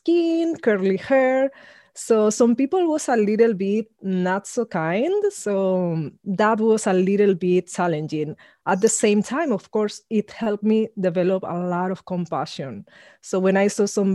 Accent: Spain; I grew up in Spain, being the only Black person around that I met until I was 13, about to turn 14

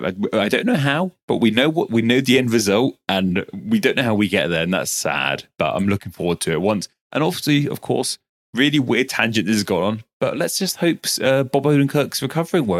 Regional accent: United Kingdom; I'm very British

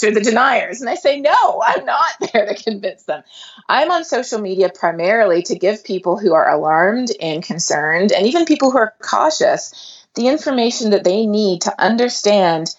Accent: Canada; moved away as an adult; also born or lived in South America; now in Texas, United States; I grew up in Canada and in South America, and then I went to the U.S. for graduate school

